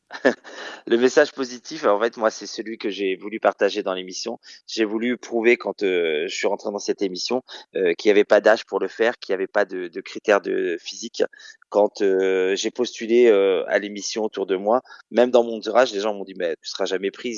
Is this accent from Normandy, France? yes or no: yes; Caen, Normandy, France; moved away as an adult; also born or lived in Rouen / Paris region; now in Nice, France; Je suis né à Caen en 78